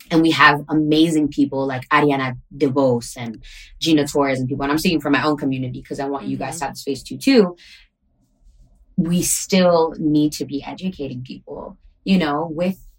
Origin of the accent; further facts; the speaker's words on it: Bronx, New York, United States; I'm from New York originally in the Bronx, but that is where my